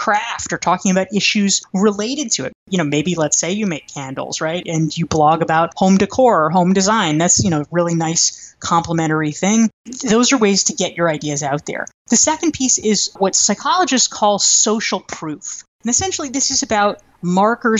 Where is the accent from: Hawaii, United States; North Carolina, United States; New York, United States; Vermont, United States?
North Carolina, United States; I grew up in North Carolina